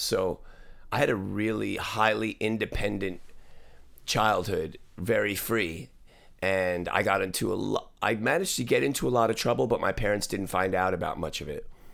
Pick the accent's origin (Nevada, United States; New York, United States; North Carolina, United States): New York, United States; now in Los Angeles, United States; I grew up in New York in the seventies